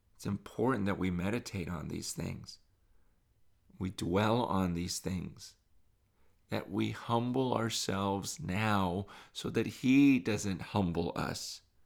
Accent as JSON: {"language": "English", "country": "United States", "tie": "born or raised there", "said": "growing up in America"}